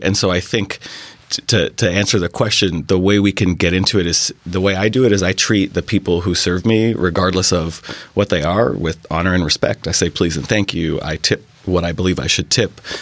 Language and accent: English; New York City, New York, United States; moved away as an adult; now in Bainbridge Island, United States; I grew up in New York City